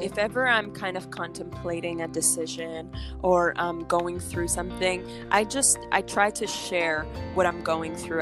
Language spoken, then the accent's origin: English; Montreal, Quebec, Canada; also born or lived in Los Angeles, United States / New York, United States; now in Miami, United States; I'm originally from Montreal, Canada. Uh, I am a French speaking artist